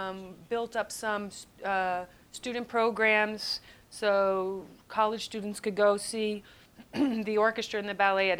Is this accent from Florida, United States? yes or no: no; Schenectady, New York, United States; I grew up in Schenectady, New York. Certainly not a hotbed for entertainment or anything else interesting.